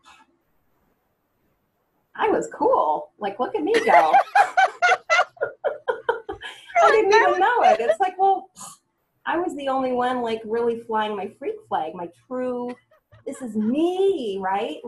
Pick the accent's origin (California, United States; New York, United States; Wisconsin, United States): California, United States; Cupertino; I grew up in Cupertino, California. I was born at El Camino Hospital, so I'm a true Bay Area, California native